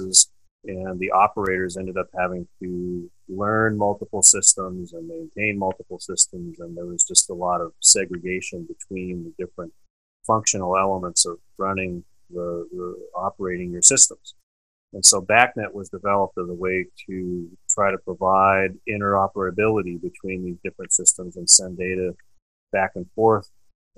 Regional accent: Eastern Washington, United States; moved away as an adult; also born or lived in Calgary area, Canada / Spokane area, Washington; now in Canada; I was born in Eastern Washington, and then I've lived in Canada now for the last 10 years.

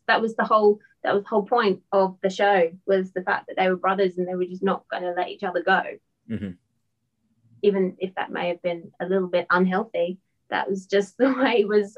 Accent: England, United Kingdom; especially obviously because I'm English, was the accent.

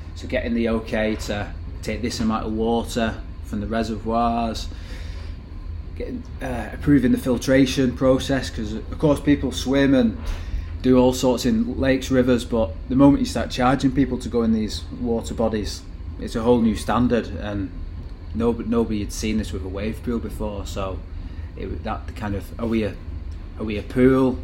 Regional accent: Manchester, North West England, United Kingdom; Growing up in Manchester in, in, that age

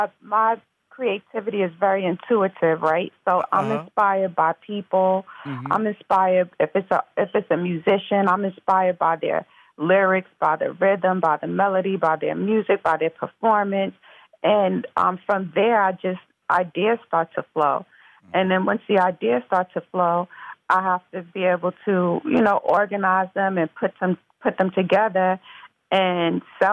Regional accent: Mount Vernon, New York, United States; No, I'm from Mount Vernon, New York originally, which is Westchester County, the suburbs, and I'm born and raised.

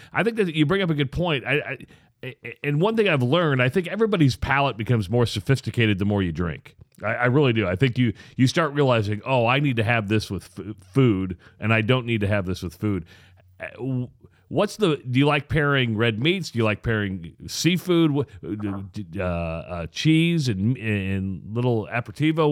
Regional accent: Iowa, United States; now in Omaha, United States; I'm from Iowa

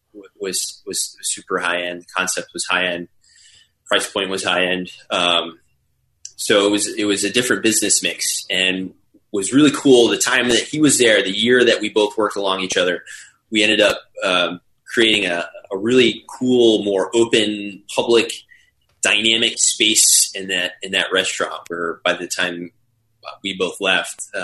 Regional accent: Simsbury, Connecticut, United States; also born or lived in France; my hometown of Simsbury, in a village called Terrafill in Simsbury

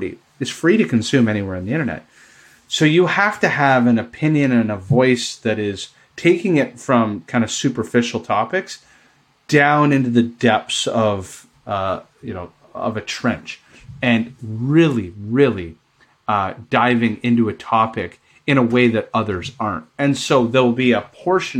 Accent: Canada; I'm Canadian

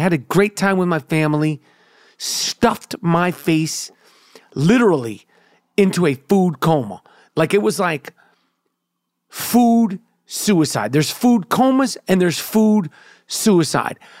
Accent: New York City, New York, United States; born and bred in Nueva York, New York City, New York Hospital

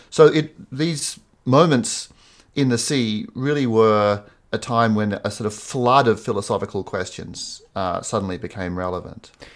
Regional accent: Sydney, New South Wales, Australia; I grew up in Sydney

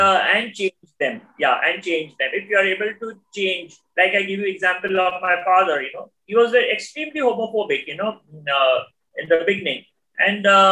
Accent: India

